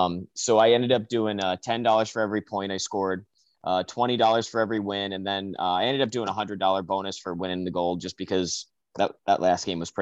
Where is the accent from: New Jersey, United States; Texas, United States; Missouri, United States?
New Jersey, United States; we had a pretty good youth organization and youth league out in the Atlantic District, because I'm from New Jersey, and we had, you know, a group of 4 or 5 teams that we played, you know, from when I was 10 to 18, 17, 18.